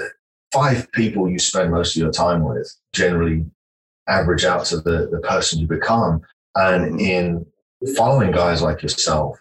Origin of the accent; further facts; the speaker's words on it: the north of England, United Kingdom; moved away as an adult; now in Texas, United States; I grew up in Northern England, in a little village about 150 people